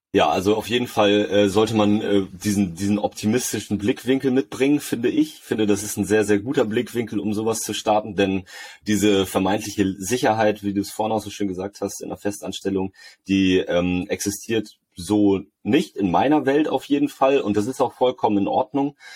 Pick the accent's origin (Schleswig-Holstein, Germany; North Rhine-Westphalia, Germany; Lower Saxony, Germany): Schleswig-Holstein, Germany; Lübeck; hier in, in der Stadt, wo ich herkomme, in Lübeck